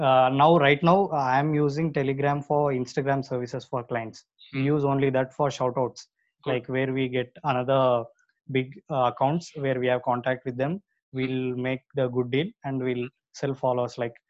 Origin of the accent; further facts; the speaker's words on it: India; first language Telugu; English is a second language; my regional language, Telugu